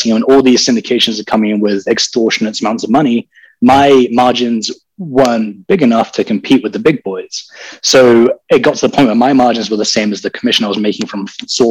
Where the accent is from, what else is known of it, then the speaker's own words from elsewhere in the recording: London, United Kingdom; moved away as an adult; also born or lived in Texas; now in United States; I'm from London. I was born and raised in England, spent 18 years there